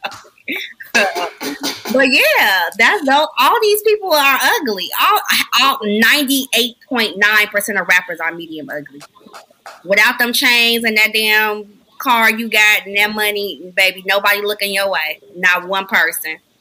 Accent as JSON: {"language": "English", "town": "Chicago", "region": "Illinois", "country": "United States", "moved": "as an adult", "lives_now": "Virginia, United States", "said": "I'm from Chicago"}